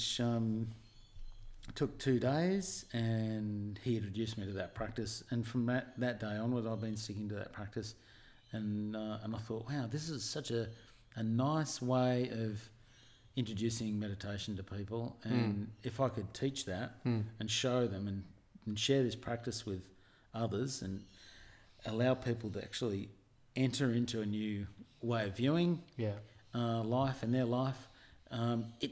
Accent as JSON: {"language": "English", "town": "Avalon", "region": "New South Wales", "country": "Australia", "tie": "born or raised there"}